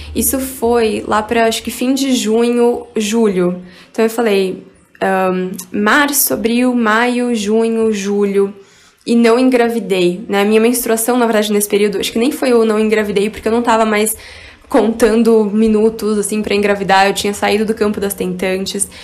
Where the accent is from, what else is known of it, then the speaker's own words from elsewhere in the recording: Barueri, São Paulo, Brazil; eu também cresci em Alphaville, em um condomínio que tinha várias atividades para crianças